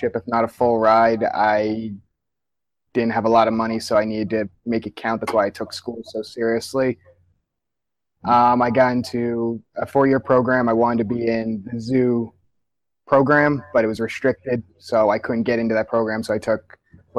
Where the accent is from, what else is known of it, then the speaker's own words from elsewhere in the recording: Monroe Township, New Jersey, United States; I grew up in Monroe Township, New Jersey, Central Jersey, about an hour or so outside of Philly